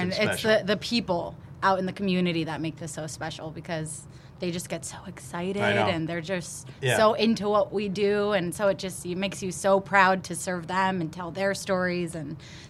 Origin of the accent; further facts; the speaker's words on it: Hanover Township, Pennsylvania, United States; Born and raised right in Hanover Township.